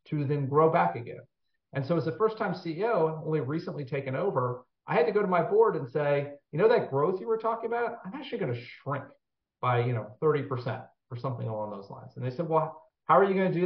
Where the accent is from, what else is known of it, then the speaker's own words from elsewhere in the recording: Washington, District of Columbia, United States; I grew up in the Washington, D.C. area